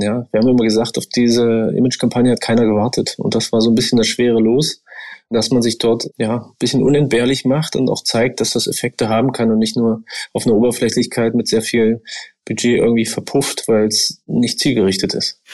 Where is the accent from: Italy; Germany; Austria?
Germany; Brandenburg; moved away as an adult; now in Dresden, Germany; Ich bin ja in Brandenburg groß geworden, dort hat man 13 Jahre Schule.